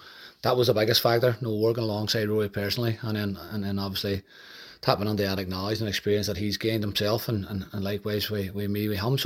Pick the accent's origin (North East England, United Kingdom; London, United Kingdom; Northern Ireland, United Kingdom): Northern Ireland, United Kingdom; Derry; Derry City, like I say, my hometown club